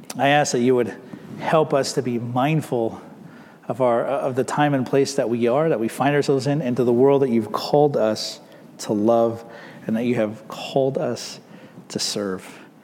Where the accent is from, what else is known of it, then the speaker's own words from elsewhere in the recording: United States; We are American citizens living in America